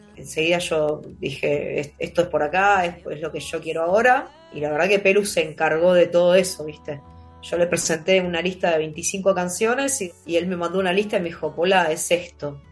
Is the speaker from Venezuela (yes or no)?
no; Buenos Aires Province, Argentina; yo nací en, yo soy, yo soy bonaerense, soy el conurbano bonaerense